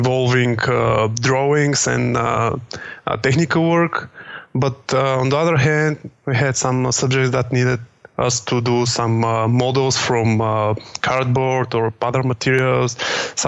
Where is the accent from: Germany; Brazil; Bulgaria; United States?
Bulgaria; born or raised there; also born or lived in Sofia, Bulgaria